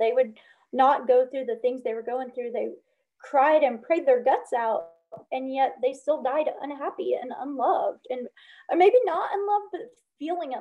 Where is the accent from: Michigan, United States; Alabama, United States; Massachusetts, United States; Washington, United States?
Alabama, United States; also born or lived in Chicago, Illinois / Northwest Indiana; now in California, United States; I lived in Chicago about 26 years, the Chicagoland, Northwest Indiana area, but I grew up in Alabama